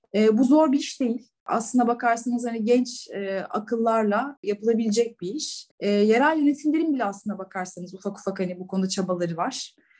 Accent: İzmir, Turkey; moved away as an adult; also born or lived in Istanbul / Denmark / Germany; now in Dubai, United Arab Emirates; İzmirliyim. İzmir doğumu büyüme. 18 yaşına kadar e, Bornova Anadolu mezunuyum

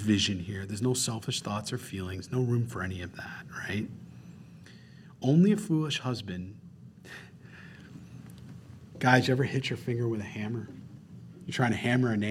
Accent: Rochester, New York, United States; moved away; I'm from Rochester, New York, the land of ice and snow

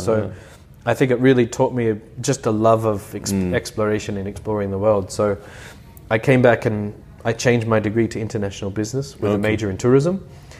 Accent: Brisbane, Queensland, Australia; born there; also born or lived in Melbourne / Canberra; So I was born in Brisbane, and at a very young age we moved to Melbourne, and then very shortly after that we moved to Canberra, and we knew that that was a temporary posting.

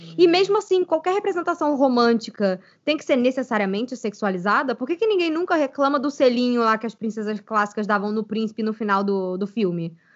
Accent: Brazil; aqui no Brasil

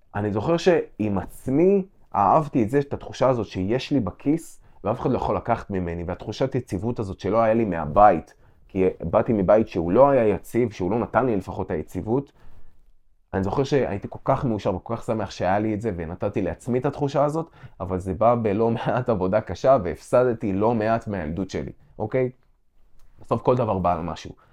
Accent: Israel; גדלתי במושב

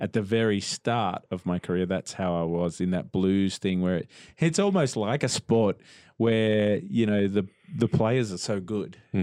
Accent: Melbourne, Victoria, Australia; I grew up in Melbourne

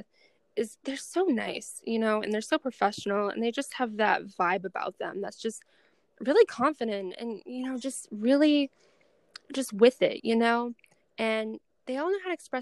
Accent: Boston, Massachusetts, United States; I'm from Boston.

